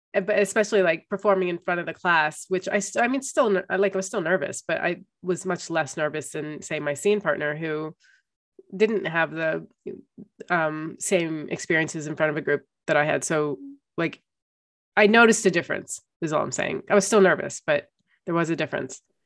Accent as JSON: {"language": "English", "region": "Ohio", "country": "United States", "tie": "born or raised there", "said": "I grew up in Ohio in the 90s"}